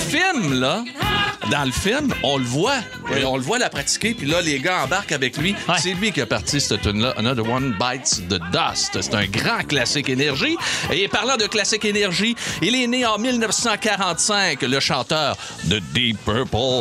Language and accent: French; Saguenay, Quebec, Canada; moved away; chez nous au Saguenay